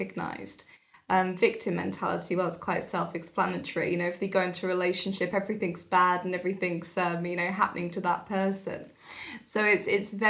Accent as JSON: {"language": "English", "town": "Telford", "region": "West Midlands", "country": "United Kingdom", "tie": "born or raised there", "said": "I grew up in Telford. My family are all originally from London and Essex"}